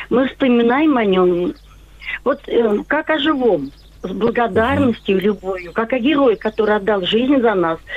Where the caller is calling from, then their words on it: Tambov, Tambov Oblast, Russia; Я звоню вам из Тамбова.